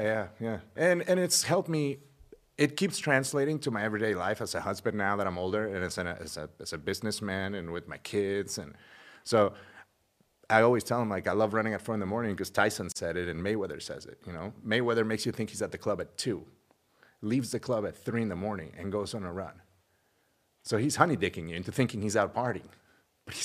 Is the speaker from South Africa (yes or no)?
no; Mexico; I'm from Mexico and I was born in Mexico.